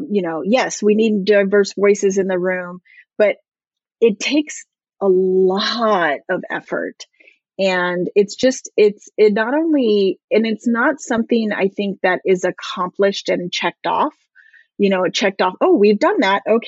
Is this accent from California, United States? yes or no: yes; Southern California, United States; I grew up here in Southern California